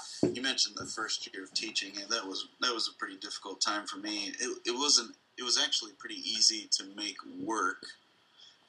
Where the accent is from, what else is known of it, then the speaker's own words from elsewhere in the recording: Midwest, United States; being a Midwesterner.